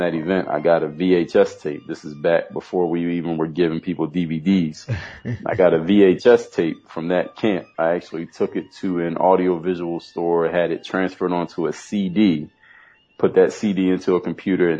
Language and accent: English; Philadelphia, Pennsylvania, United States; moved away as an adult; now in Miami, United States; I come from Philadelphia, Pennsylvania